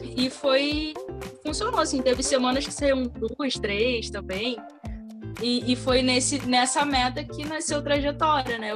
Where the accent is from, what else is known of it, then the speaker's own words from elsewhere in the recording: Rio de Janeiro, Brazil; eu sou carioca